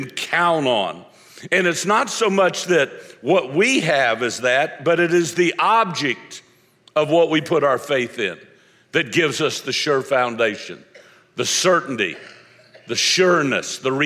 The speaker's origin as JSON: {"language": "English", "region": "Florida", "country": "United States", "said": "I'm from Florida"}